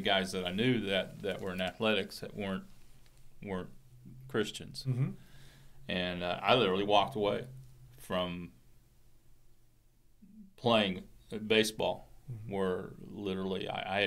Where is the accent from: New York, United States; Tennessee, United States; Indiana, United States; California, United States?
California, United States; the Bay Area; I grew up in California